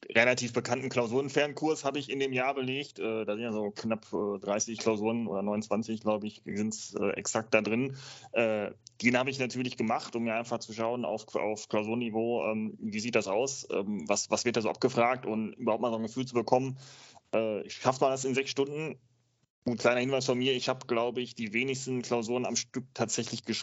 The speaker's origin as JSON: {"language": "German", "region": "North Rhine-Westphalia", "country": "Germany", "said": "also wir haben, wir sind ja aus NRW"}